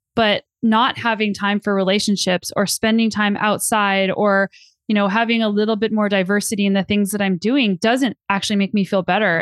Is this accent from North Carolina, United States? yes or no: no; New Mexico, United States; also born or lived in Colorado; now in Canada; I grew up in New Mexico and I lived in Colorado for ten years before I moved to Canada